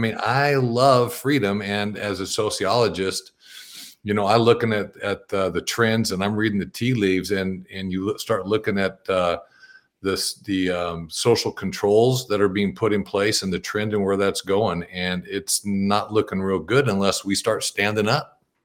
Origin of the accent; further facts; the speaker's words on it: Bakersfield, California, United States; now in Sisters, United States; I grew up in the Central Valley of, of California and Bakersfield